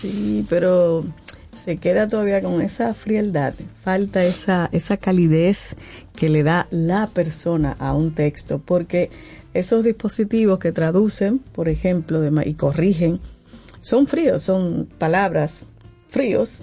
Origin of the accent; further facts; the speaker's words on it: Dominican Republic; como dominicano